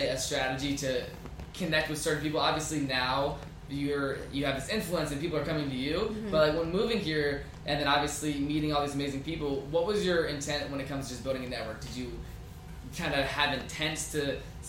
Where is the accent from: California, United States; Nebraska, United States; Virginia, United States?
Virginia, United States; moved away; I'm coming from Virginia, small town.